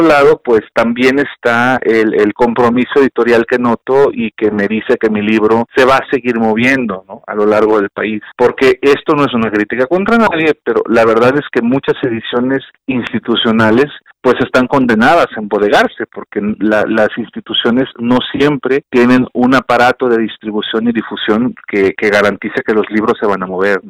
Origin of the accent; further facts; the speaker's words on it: southern Jalisco, Mexico; soy de Jalisco, ¿no? Soy del sur de Jalisco, entonces vengo de un rancho